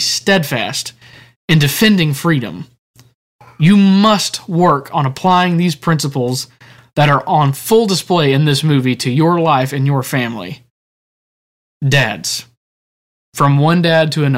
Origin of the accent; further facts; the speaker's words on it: United States; as American citizens